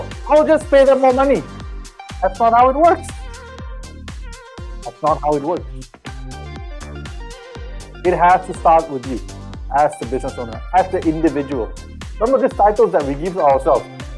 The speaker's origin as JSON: {"language": "English", "country": "Malaysia", "tie": "born or raised there", "said": "growing up in Malaysia"}